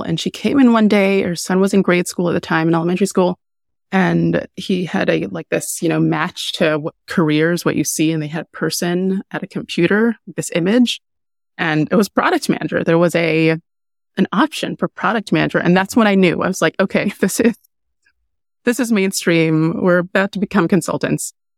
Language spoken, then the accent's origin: English; Jamaica; moved away; I'm Jamaican. I'm a Jamaican immigrant.